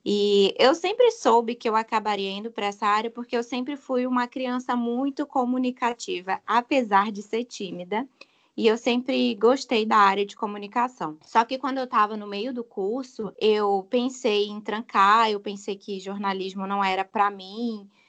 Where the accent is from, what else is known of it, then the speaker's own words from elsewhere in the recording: João Pessoa, Paraíba, Brazil; eu sou de João Pessoa, na Paraíba